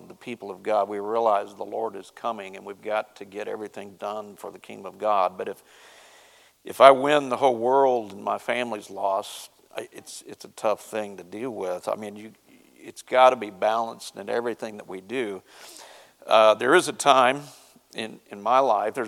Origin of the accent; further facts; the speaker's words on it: Ozark Mountains, Southwest Missouri, United States; moved away; I'm from Southwest Missouri, where the hillbillies live, and in the Ozark Mountains